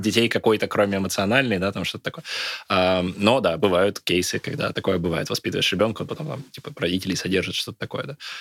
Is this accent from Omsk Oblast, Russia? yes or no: no; Izhevsk, Udmurtia, Russia; moved away as an adult; also born or lived in Moscow; Я из Ижевска